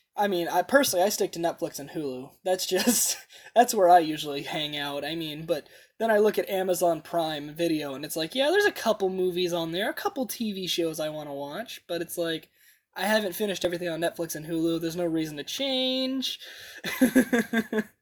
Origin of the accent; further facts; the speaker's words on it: United States; as an American